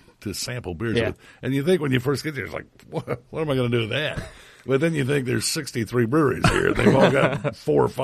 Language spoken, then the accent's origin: English; Indiana, United States; Growing up in Indiana